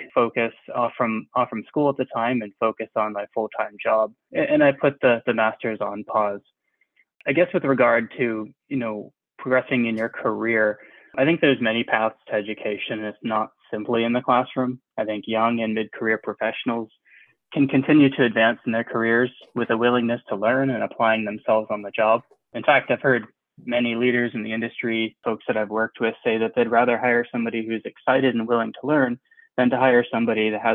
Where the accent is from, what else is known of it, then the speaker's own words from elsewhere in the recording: New Hampshire, United States; also born or lived in Hopkinton, Massachusetts / Shenzhen, China; I was born and raised up in New Hampshire in the United States.